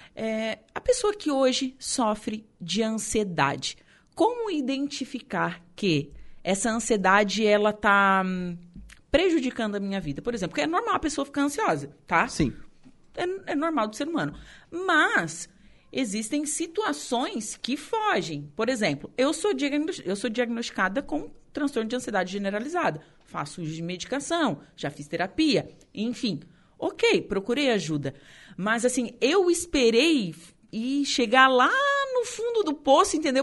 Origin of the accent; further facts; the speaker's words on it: Torres, Rio Grande do Sul, Brazil; meu conterrâneo de Torres